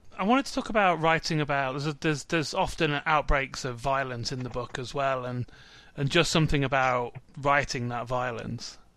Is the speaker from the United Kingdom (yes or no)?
yes; Midlands, United Kingdom; moved away; also born or lived in London; I'm from the Midlands originally. I come from a town where all the estates are on one side of the town